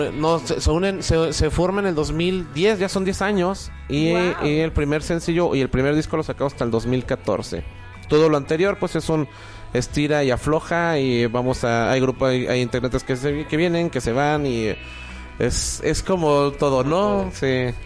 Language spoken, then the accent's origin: Spanish; Guadalajara, Jalisco, Mexico; also born or lived in Mexico City; yo soy de la Ciudad de México, pero tengo aquí toda mi vida